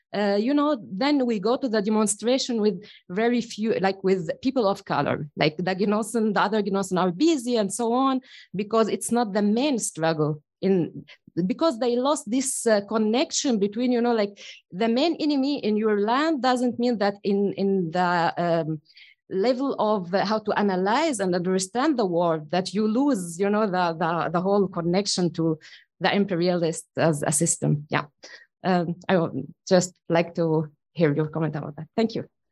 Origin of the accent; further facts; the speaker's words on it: Syria; moved away as an adult; now in Germany; I, I come from Syria. I've been here in Germany since eight years